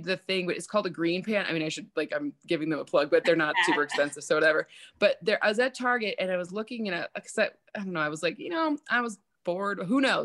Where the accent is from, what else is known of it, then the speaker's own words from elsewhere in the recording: Michigan, United States; now in California, United States; I'm from Michigan